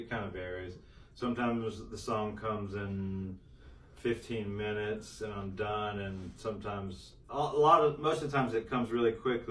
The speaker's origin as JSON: {"language": "English", "town": "Elizabeth City", "region": "North Carolina", "country": "United States", "tie": "born or raised there", "said": "I was born in the Great Dismal Swamp of North Carolina, Elizabeth City, North Carolina"}